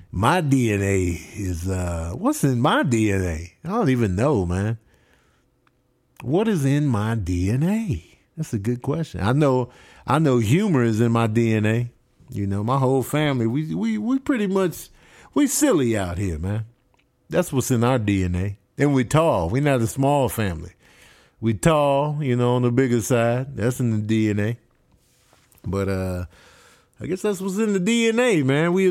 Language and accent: English; Grand Rapids, Michigan, United States; born there; Uh, I was born in Grand Rapids.